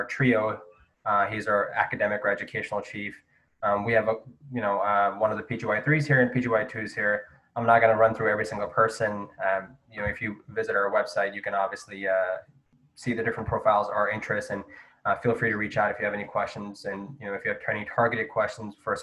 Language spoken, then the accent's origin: English; New Jersey, United States; now in Baltimore, United States; I'm from New Jersey